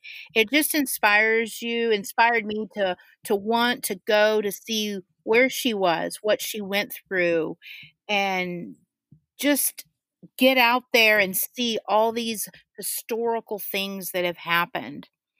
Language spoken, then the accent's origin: English; Florida, United States; I'm like from Florida, and I'm used to all that humidity and moisture.